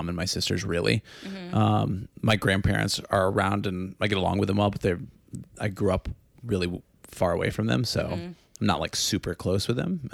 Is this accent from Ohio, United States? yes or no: yes; Northwest Ohio, United States; I grew up very Midwest in Northwest Ohio